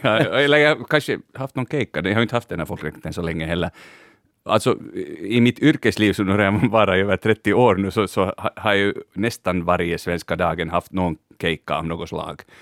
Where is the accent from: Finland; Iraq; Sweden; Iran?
Finland; Vi är svenskspråkiga i Finland